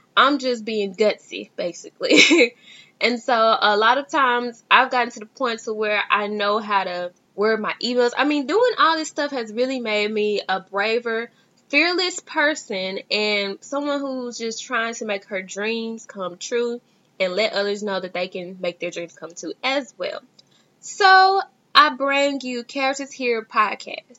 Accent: Dallas, Texas, United States; I am from Dallas, Texas

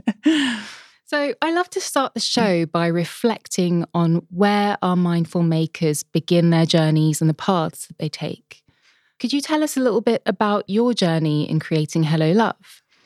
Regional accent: London, United Kingdom; my hometown, London

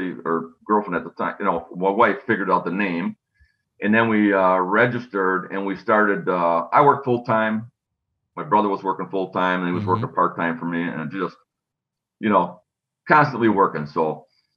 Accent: Wisconsin, United States; We're from Wisconsin. It was climber country.

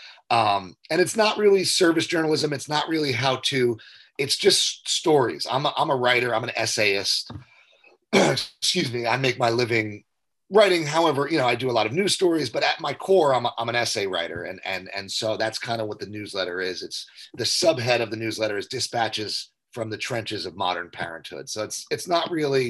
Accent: Jersey Shore, New Jersey, United States; moved away as an adult; also born or lived in Philadelphia / New York City; I was born and raised on the Jersey Shore

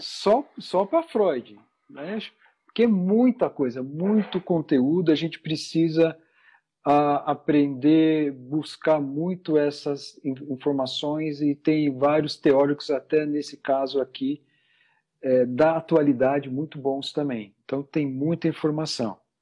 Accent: São Paulo, Brazil; Sou de, de São Paulo, é, aqui no meio da, da muvuca toda aqui

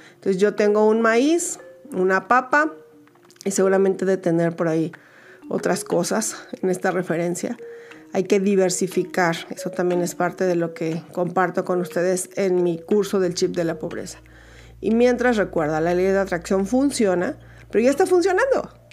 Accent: Mexico; en Ciudad de México, en mi país México

